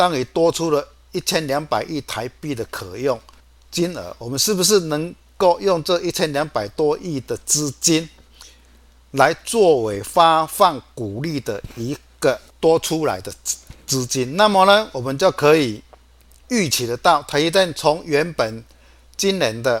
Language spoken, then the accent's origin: Chinese; Chiayi, Taiwan; 各位，我是金钱豹的现场朋友，大家好，我是嘉义的